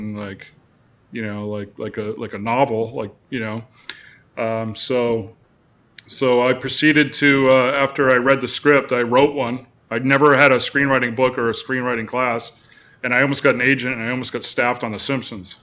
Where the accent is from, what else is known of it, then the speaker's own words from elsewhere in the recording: Cape Cod, Massachusetts, United States; moved away as an adult; also born or lived in Arizona; now in California, United States; I'm originally from Cape Cod, Massachusetts